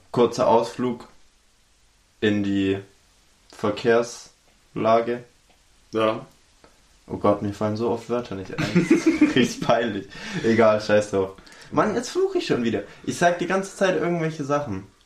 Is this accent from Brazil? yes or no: no; Baden-Württemberg, Germany; Ich bin Schwabe. Wir wollen Geld.